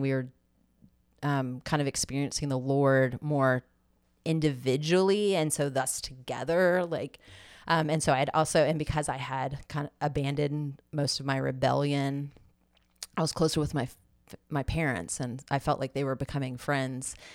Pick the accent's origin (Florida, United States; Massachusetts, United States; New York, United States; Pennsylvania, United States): Florida, United States; Tallahassee; we're both from Tallahassee